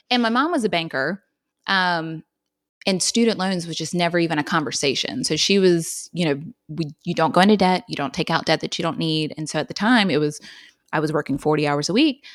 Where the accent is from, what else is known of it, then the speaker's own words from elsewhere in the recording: Wilmington, North Carolina, United States; I'm from Wilmington, like you mentioned, and then I stayed and went to U N C